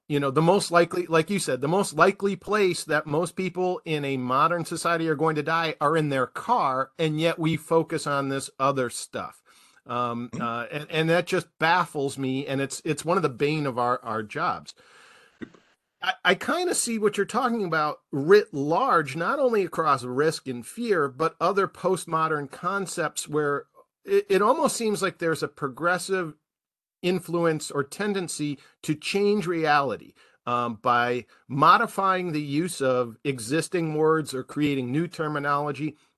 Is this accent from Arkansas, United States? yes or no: no; Milwaukee, Wisconsin, United States; I'm from Milwaukee